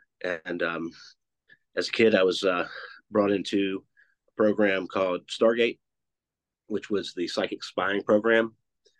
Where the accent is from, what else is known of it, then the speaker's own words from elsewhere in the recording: Blue Ridge Mountains of Virginia, United States; also born or lived in Nashville / Santa Barbara; I'm grew up small town in the Blue Ridge Mountains of Virginia.